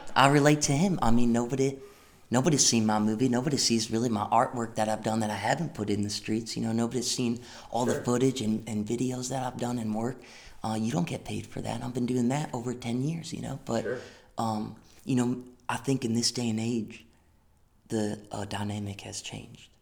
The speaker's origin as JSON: {"language": "English", "town": "Greens Farms", "region": "Connecticut", "country": "United States", "tie": "born or raised there", "said": "my hometown, Connecticut"}